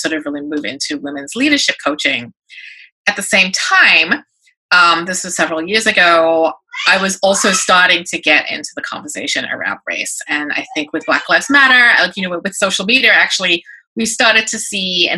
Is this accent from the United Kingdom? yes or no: yes; England, United Kingdom; moved away as an adult; now in New York, United States; I'm a British-born Chinese-American, so I was an immigrant daughter of immigrant parents, grew up in England, came to New York when I right after high school